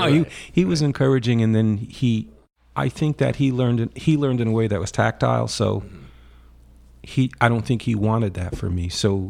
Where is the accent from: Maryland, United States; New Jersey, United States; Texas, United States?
New Jersey, United States; Totowa; also born or lived in Paterson / West Paterson / Cherry Hill; and then I spent a year in the Cherry Hill area down by Philadelphia. My father started a business, and we were there for a year. Excuse me. And then we ended up in Totowa, which is a suburb